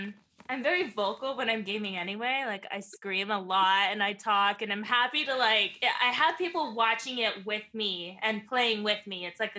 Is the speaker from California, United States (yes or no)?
yes; California, United States